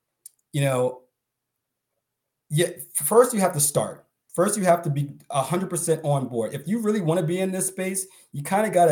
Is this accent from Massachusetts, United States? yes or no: yes; Boston, Massachusetts, United States; I'm from Boston